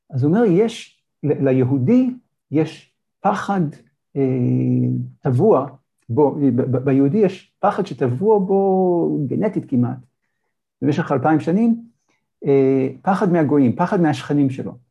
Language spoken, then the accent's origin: Hebrew; Israel; אני יהודי ישראלי. כן, אני גדלתי בישראל, אני גדלתי בקבוצת רוב, אני גדלתי במדינה שלי, כן?